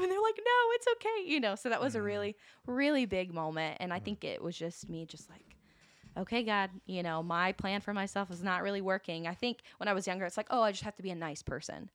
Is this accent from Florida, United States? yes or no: no; Valdosta, Georgia, United States; moved away; I am originally from Valdosta, Georgia